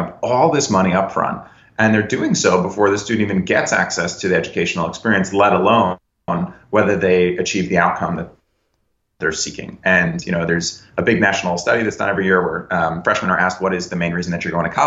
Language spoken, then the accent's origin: English; Connecticut, United States; also born or lived in New York; I'm born and raised in the Northeast, born in New York, raised in Connecticut